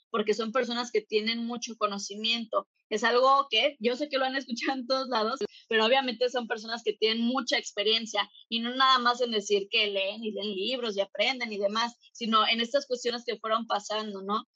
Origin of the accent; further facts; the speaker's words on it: Mexico; en México, de donde yo soy